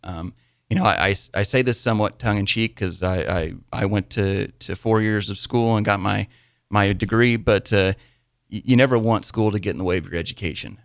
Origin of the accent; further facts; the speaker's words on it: Wymore, Nebraska, United States; I grew up in Wymore, Nebraska.